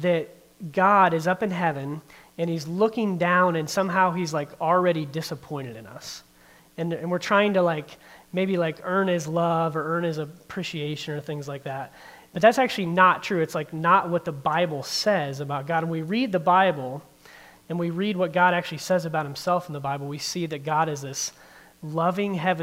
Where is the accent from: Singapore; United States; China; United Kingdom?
United States; Barberton, Ohio; also born or lived in Norton, Ohio; I grew up in the Barberton area. I graduated from Barberton High School, spent most of my childhood and then a lot of my young adult life in Barberton